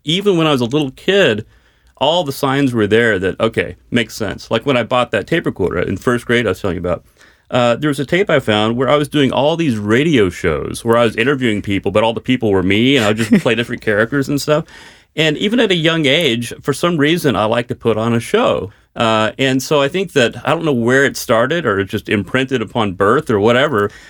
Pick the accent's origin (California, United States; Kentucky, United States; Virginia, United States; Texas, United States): Texas, United States; Dallas; I'm from Dallas